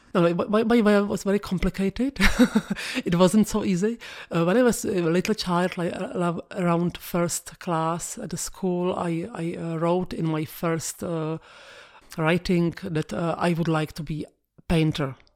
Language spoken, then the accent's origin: English; Prague, Czechia; English is a second language; I'm from Prague. I born in Prague